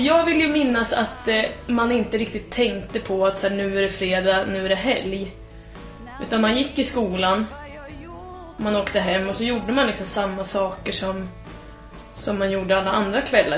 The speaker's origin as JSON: {"language": "Swedish", "town": "Tystberga", "region": "Södermanland", "country": "Sweden", "tie": "born or raised there", "also_born_or_lived": "Trosa", "said": "jag är från Tysberga."}